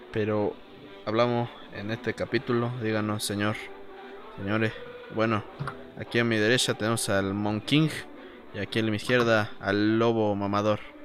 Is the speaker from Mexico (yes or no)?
yes; Mexico; Mi pueblo mexicano